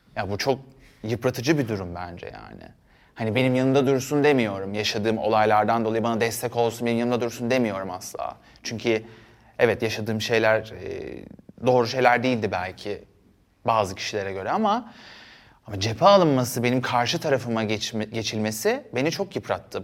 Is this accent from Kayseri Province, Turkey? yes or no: no; Istanbul, Turkey; also born or lived in Erdek / Paşalimanı Island; ben Yeniköy'de doğdum, büyüdüm.